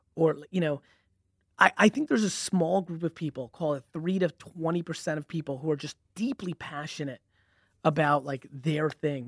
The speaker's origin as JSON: {"language": "English", "town": "Edison", "region": "New Jersey", "country": "United States", "tie": "born or raised there", "also_born_or_lived": "Belarus / Queens, New York", "said": "where I grew up was Edison, New Jersey"}